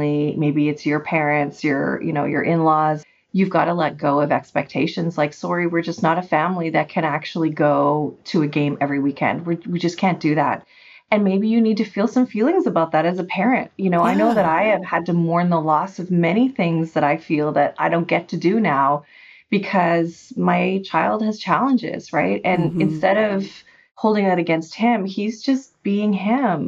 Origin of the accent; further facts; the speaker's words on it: Canada; I'm Canadian